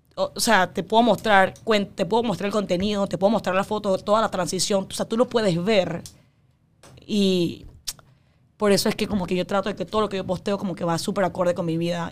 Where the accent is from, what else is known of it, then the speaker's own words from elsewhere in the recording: Panama; yo soy panameña, yo, mis papás son 100% chinos, yo soy 100% china de ADN, pero yo nací aquí y todos mis amigos son de aquí